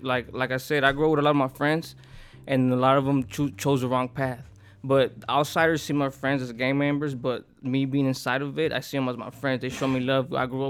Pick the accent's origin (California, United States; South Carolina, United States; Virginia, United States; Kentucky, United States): California, United States; Los Angeles; I grew up in the Pacoma Projects